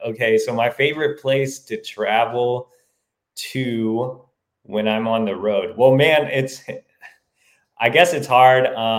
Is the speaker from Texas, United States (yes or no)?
yes; Texas, United States; moved away; also born or lived in Chicago; I'm originally from Texas, having lived in Chicago for a few years, you know, I still consider it kind of home.